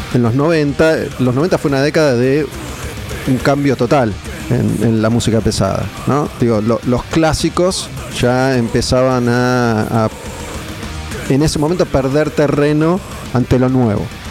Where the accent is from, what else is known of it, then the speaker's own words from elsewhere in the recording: Argentina; yo que soy de Argentina